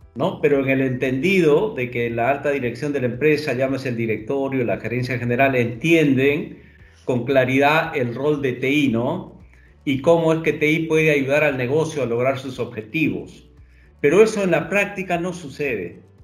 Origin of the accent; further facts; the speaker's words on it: Peru; efectivamente soy peruano. Actualmente estoy en Lima.